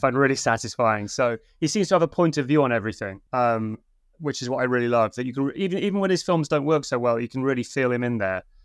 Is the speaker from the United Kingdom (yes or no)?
yes; Yorkshire and the Humber, United Kingdom; moved away; I'm originally from Yorkshire